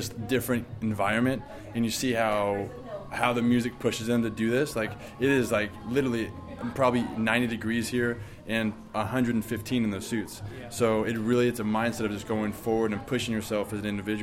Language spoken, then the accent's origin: English; Southern California, United States